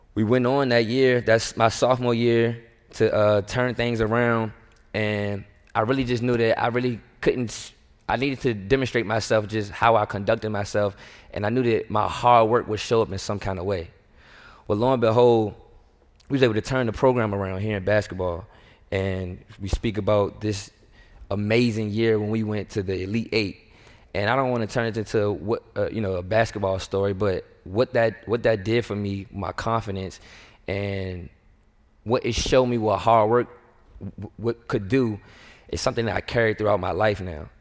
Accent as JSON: {"language": "English", "town": "Richmond", "region": "Virginia", "country": "United States", "tie": "born or raised there", "also_born_or_lived": "Harrisonburg, Virginia", "moved": "as an adult", "lives_now": "Houston, United States", "said": "I grew up in the north side of Richmond, inner city"}